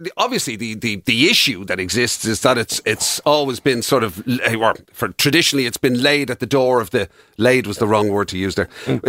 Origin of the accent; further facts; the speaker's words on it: Ireland; there are certain things that we're just not great at as Irish people. We're a proud nation.